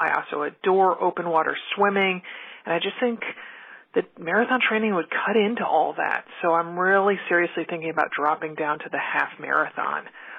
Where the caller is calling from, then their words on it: Portland, Oregon, United States; Hey there … I'm calling from Portland, Oregon.